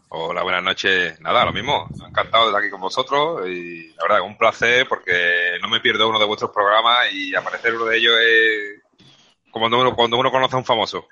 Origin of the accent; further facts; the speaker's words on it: Seville, Andalusia, Spain; yo soy sevillano y hablo muy rápido